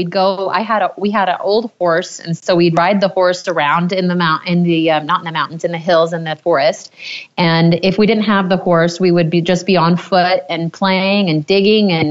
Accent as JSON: {"language": "English", "region": "Maine", "country": "United States", "tie": "born or raised there"}